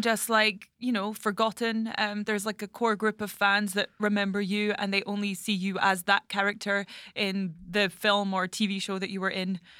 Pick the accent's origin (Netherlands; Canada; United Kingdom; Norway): United Kingdom; Scottish Highlands, Scotland; moved away; I'm from the Highlands